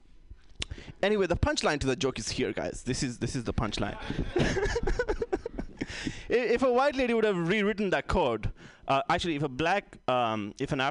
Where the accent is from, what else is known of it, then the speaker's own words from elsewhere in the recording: India; now in United States; I come from India. I lived in India